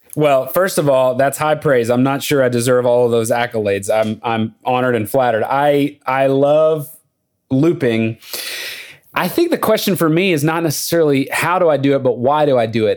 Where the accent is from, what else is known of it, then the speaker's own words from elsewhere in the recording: Lubbock, Texas, United States; moved away as an adult; now in Nashville, United States; I grew up in Lubbock, Texas, but I lived there from age four to eighteen